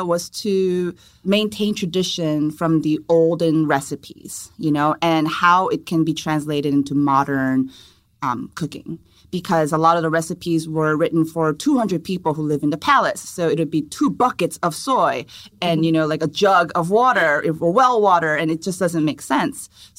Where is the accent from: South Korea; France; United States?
South Korea; English is a second language; Well, I was born and raised in Korea, and I studied food and nutrition in college.